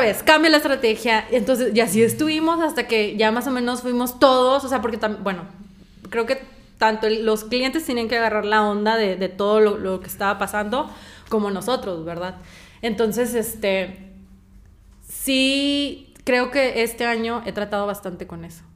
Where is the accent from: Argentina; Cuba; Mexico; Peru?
Mexico; moved away as an adult; yo soy de México.